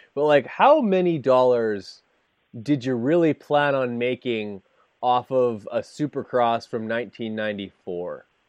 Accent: Canada; being Canadian

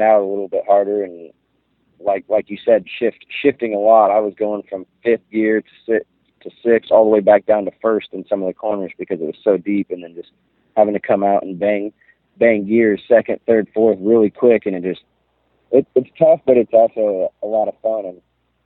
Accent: Pacific Northwest, United States; I'm from the Pacific Northwest

